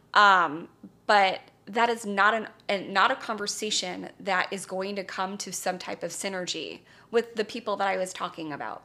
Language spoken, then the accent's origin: English; Calabasas, California, United States; I grew up in Calabasas, California, my very charmed life.